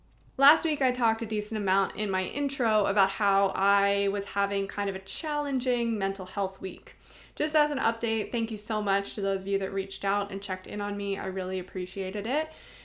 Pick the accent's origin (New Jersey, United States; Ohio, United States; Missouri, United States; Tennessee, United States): Ohio, United States; Cincinnati; Originally, Cincinnati is where I grew up.